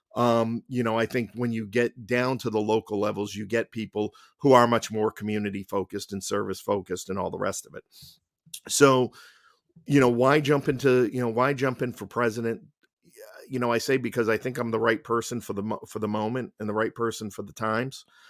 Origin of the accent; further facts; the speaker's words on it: Somerville, Massachusetts, United States; moved away as an adult; I grew up in Somerville. I went to Malden Catholic High School. I left at 18 to uh, join the military.